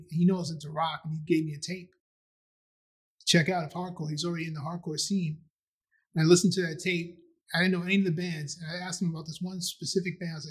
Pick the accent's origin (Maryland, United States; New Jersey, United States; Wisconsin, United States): Maryland, United States; also born or lived in Astoria; I came from Maryland, and where I grew up in Maryland was pretty mixed. There were like white people and black people living together.